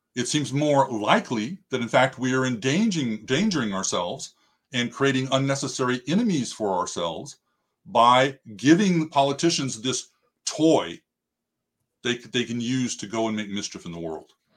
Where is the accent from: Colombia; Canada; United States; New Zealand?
United States; we as the American people